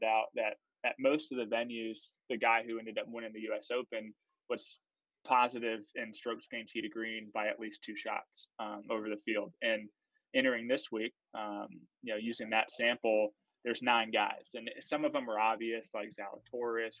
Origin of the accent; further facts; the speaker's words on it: Florida, United States; I'm from Florida